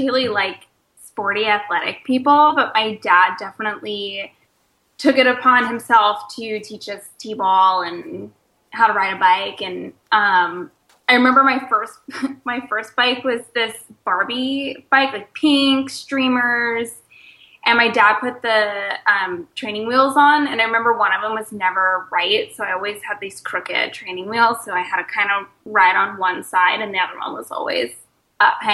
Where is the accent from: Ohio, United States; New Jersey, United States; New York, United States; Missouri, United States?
New Jersey, United States; Woodbury; also born or lived in Philadelphia, Pennsylvania; now in Oakland, United States; Spent most of my life in southern New Jersey, in Woodbury